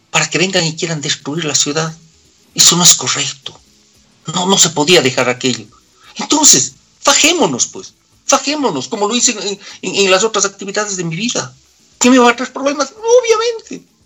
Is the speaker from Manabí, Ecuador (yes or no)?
no; Quito, Pichincha, Ecuador; Porque yo soy quiteño, mi querido amigo. Yo soy quiteño. Yo defiendo a mi ciudad.